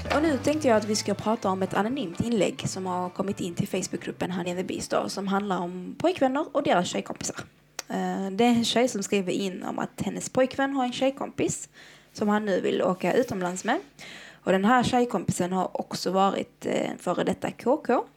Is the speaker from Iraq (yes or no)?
yes; Iraq; now in Sweden; i mitt hemland, Irak